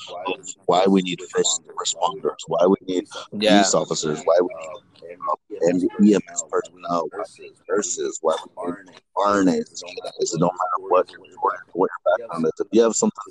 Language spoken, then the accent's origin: English; Washington, District of Columbia, United States; also born or lived in Guatemala (parents); now in Florida, United States; Born and raised in Washington, D.C.